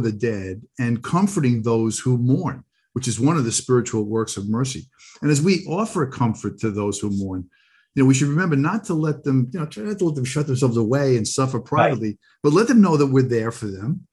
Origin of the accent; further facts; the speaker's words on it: Long Island, New York, United States; growing up on Long Island